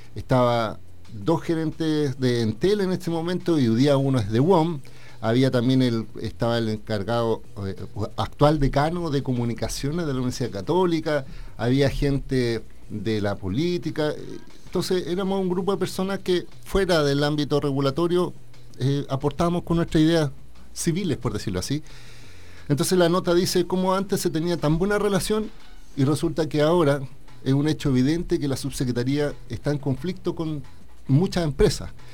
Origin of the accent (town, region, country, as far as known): Chile